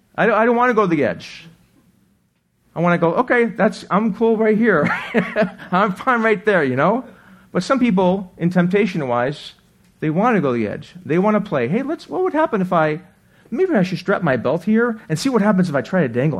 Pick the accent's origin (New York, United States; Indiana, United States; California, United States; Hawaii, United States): New York, United States; Buffalo; now in Arizona, United States; I grew up in Buffalo